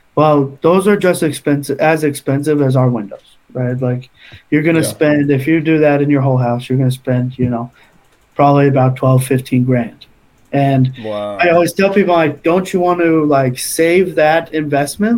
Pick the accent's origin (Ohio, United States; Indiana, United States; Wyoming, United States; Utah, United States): Utah, United States; we're from Utah, Salt Lake or Northern Utah is like door to door capital of the world